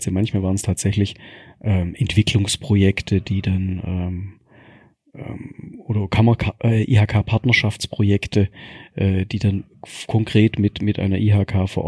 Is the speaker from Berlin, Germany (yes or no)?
no; Baden-Württemberg, Germany; als Schwabe perfekt. Ich kann das zwei, dreimal aufgießen mit den gleichen Teeblättern.